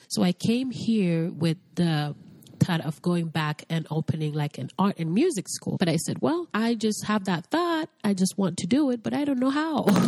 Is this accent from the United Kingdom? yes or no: no; Haiti; now in United States; am originally from Haiti. Grew up in a very little town called Quadebouquet